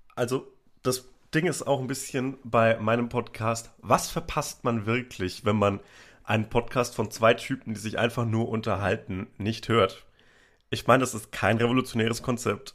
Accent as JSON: {"language": "German", "area": "Upper Franconia, near Bamberg", "region": "Bavaria", "country": "Germany", "tie": "born or raised there"}